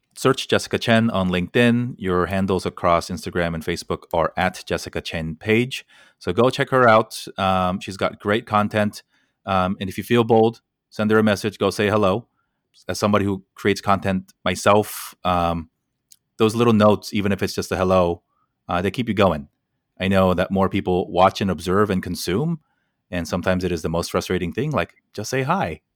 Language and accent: English; United States; decades of me growing up in America